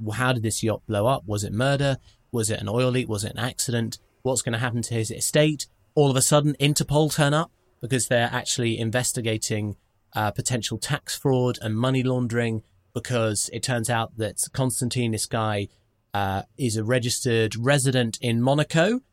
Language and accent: English; United Kingdom; as a British person